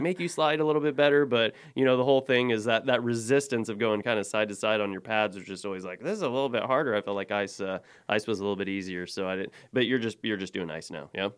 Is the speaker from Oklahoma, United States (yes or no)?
yes; Oklahoma, United States; moved away; I grew up in Oklahoma